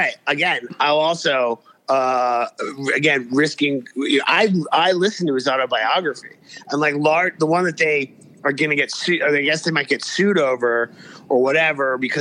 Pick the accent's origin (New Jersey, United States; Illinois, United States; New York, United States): New York, United States; New York City; when I was growing up in New York City